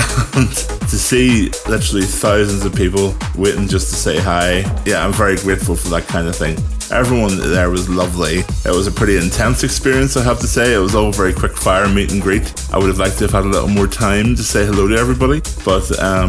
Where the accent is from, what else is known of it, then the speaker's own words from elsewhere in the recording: Ireland; the Irish boy arrives